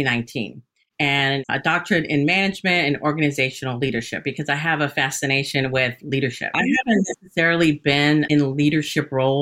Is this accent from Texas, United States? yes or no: yes; Hays County, Texas, United States; also born or lived in Austin, Texas; I grew up in Hays County and I spent about probably a combined 30 years in Hays County.